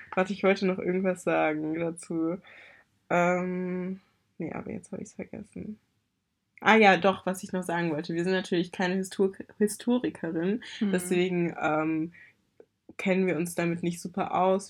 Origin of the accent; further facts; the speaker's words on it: Germany; Ich bin auch in Deutschland geboren worden und mein Papa kommt aus Nigeria, meine Mama kommt aus Deutschland. Ich bin sehr deutsch aufgewachsen